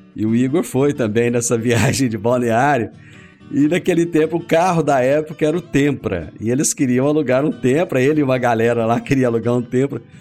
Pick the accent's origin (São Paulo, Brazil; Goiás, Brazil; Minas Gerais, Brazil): Goiás, Brazil; Rio Verde; hoje nós temos orgulho de dizer que somos de Rio Verde das Abóboras